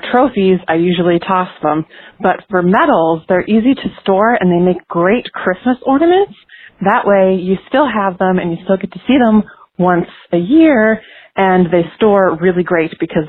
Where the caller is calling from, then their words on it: Pittsburgh, Pennsylvania, United States; I'm calling from Pittsburgh, PA.